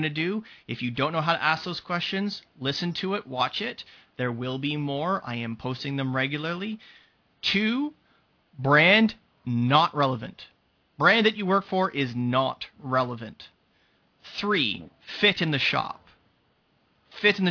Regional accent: Canada; I'm Canadian.

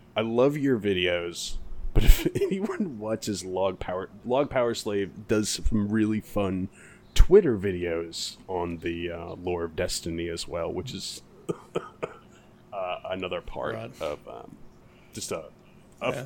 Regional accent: United States; as an American

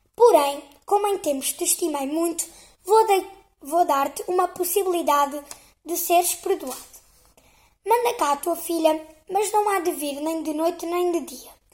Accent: Portugal; sou portuguesa

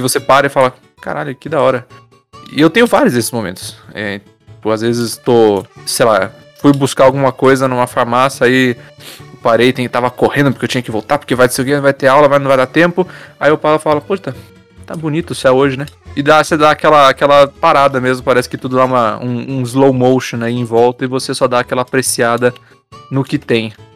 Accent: Brazil; eu ainda sou brasileiro

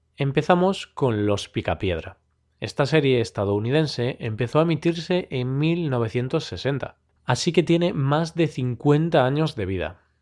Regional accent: Galicia, Spain; first language Spanish and Galician; Galicia, la región en la que vivo, en España, por lo que la veía en gallego, el otro idioma que también soy nativo

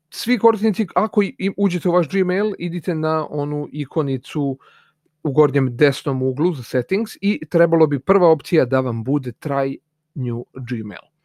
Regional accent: Serbia

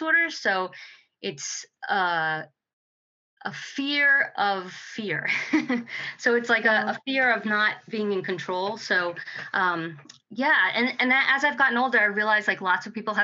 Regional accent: New Jersey, United States; moved away as an adult; also born or lived in New York / Delaware / Montana / West Coast; I was born in New York, but I grew up in New Jersey

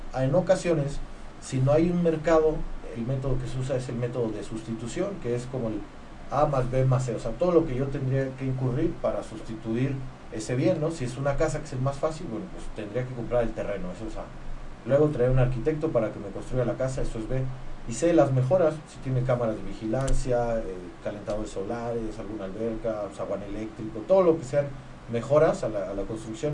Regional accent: Querétaro, Mexico; soy, soy, queretano

